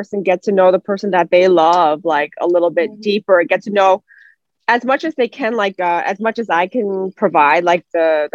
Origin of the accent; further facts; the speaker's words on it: United States; I'm not 100% fluent, you know, because I was raised in America